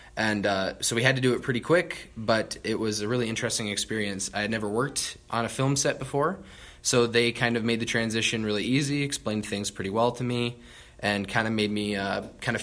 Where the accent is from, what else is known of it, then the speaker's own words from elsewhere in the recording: Garner, Iowa, United States; I'm from Garner, Iowa, which is 20 miles down Highway 69